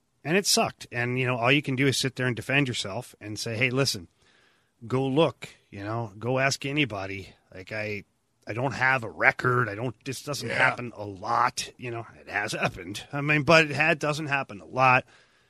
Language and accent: English; Ottawa, Ontario, Canada; I'm from Ottawa